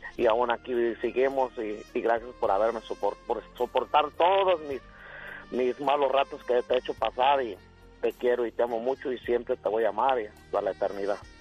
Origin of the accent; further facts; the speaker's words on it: Michoacán, Mexico; nosotros somos del estado de Michoacán